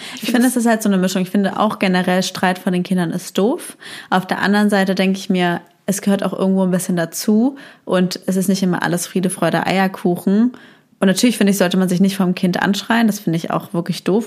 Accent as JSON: {"language": "German", "town": "Heidelberg", "region": "Baden-Württemberg", "country": "Germany", "tie": "born or raised there", "moved": "yes", "said": "in meine Heimatstadt Heidelberg"}